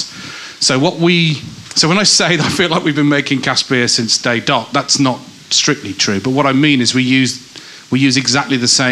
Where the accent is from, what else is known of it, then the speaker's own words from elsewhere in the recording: Rural Northamptonshire, East Midlands, United Kingdom; now in Manchester, United Kingdom; where I grew up in the East Midlands